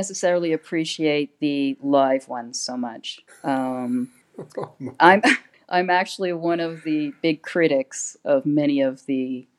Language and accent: English; Canada; moved away as an adult; now in Girona, Spain; I'm still Canadian.